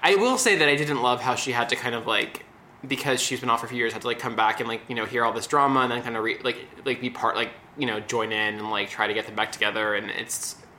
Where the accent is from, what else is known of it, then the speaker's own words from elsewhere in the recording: Beverly Hills, California, United States; I am from Beverly Hills